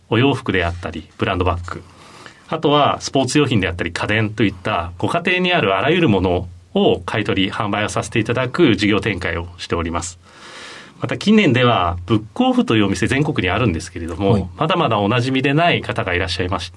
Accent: Tokyo, Japan; also born or lived in Nagoya / Sapporo; 父親が転勤族だったので、東京生まれだったんですけれども名古屋札幌と移り住んで、はい、小学校の中頃から東京に移り住んでる

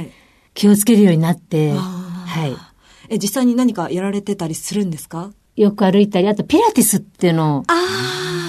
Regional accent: Mie, Japan; moved away as an adult; also born or lived in Tokyo; 三重県出身なんですけども

